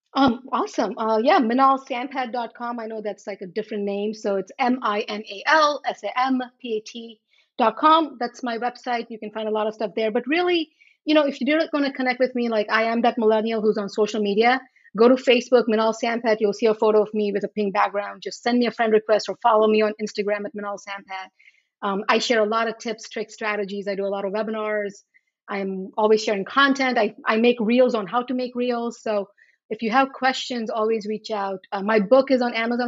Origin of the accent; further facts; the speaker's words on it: Charlotte Amalie, U.S. Virgin Islands; moved away; also born or lived in India; I grew up in the Virgin Islands.